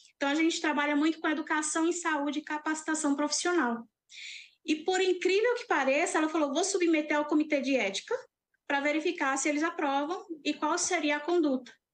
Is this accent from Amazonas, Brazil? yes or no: no; Cajazeiras, Paraíba, Brazil; sertaneja raiz, apaixonada pelo meu estado. Sou de Cajazeiras